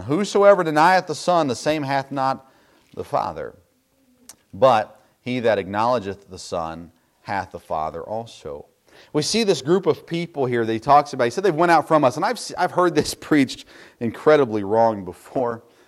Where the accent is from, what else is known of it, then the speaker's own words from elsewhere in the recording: Tennessee, United States; I grew up in Tennessee